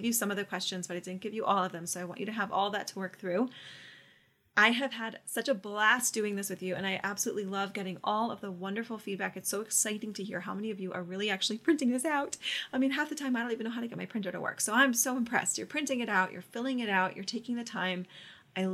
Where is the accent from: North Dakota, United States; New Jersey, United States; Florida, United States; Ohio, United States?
Florida, United States; Orlando; I'm from Orlando